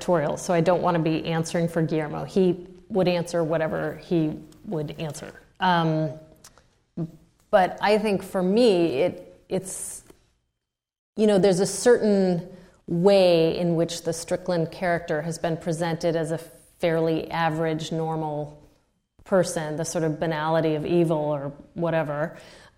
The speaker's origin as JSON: {"language": "English", "country": "United States", "said": "I'm the American"}